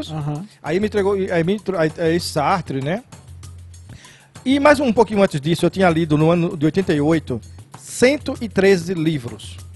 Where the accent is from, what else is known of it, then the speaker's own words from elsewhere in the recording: Pernambuco, Brazil; É, porque eu, era de, eu sou de Pernambuco e aqui é, se dizia servir o exército.